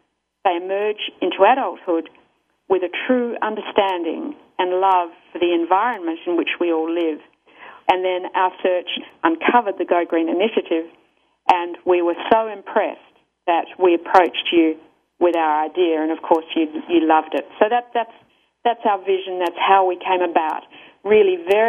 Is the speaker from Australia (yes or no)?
yes; Australia; accent: Australian; moved away; my country of origin, which you may be able to tell from my accent is Australia